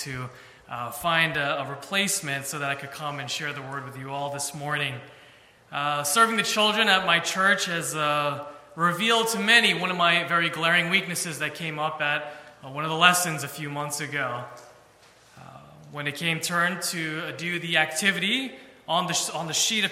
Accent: New York City, New York, United States; moved away as an adult; now in Philadelphia, United States; I am originally from New York City. That's where I was raised

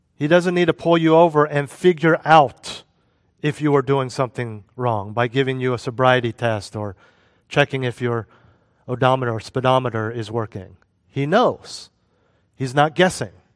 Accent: United States; moved away; also born or lived in Europe; When I was living as an American expatriate in Europe

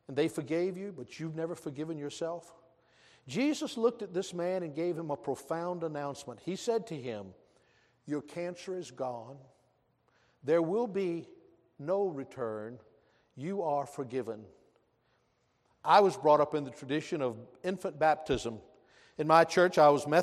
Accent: American South, United States; I'm also proud to be a Southerner

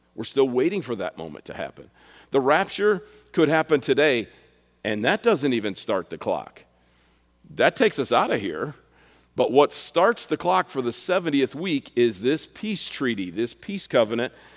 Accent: United States; I'm an American, and I'm a patriot

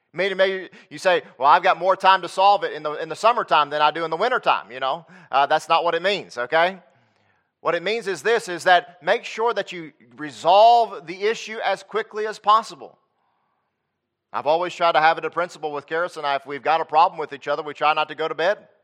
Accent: Lexington, North Carolina, United States; moved away as an adult; now in Texas, United States; I grew up in Lexington, North Carolina

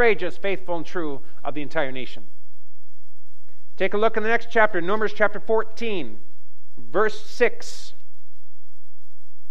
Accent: Western Canada, Canada; I grew up in Western Canada, in the bush country

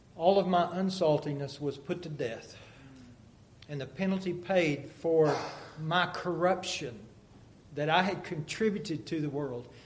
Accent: United States; moved away; we'd fly into Dallas and drive to Amarillo up to my hometown, and it's just flat.

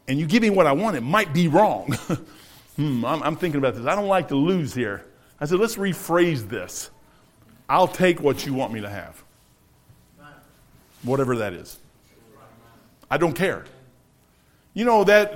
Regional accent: United States; I'm an American.

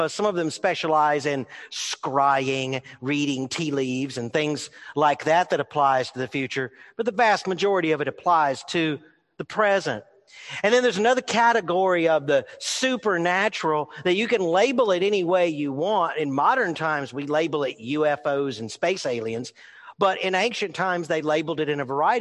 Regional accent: New Orleans, Louisiana, United States; I was born in New Orleans

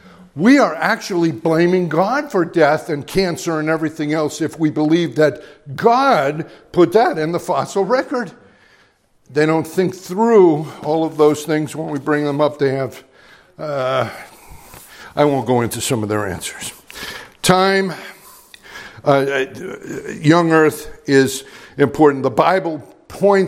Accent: Middleburg, Virginia, United States; preached in Middleburg, my hometown, at one of our local places

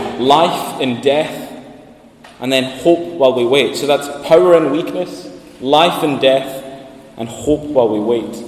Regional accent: Sandwick, Scotland, United Kingdom; moved away as an adult; I'm from Lewis, I'm from Sandwick, and this was my church before I went away to study.

